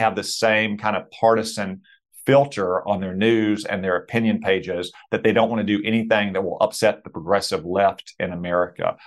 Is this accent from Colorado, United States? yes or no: no; Arkansas, United States; my home state